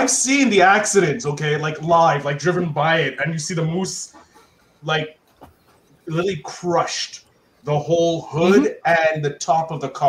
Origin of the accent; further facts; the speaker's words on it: Canada; Look, I'm a Canadian.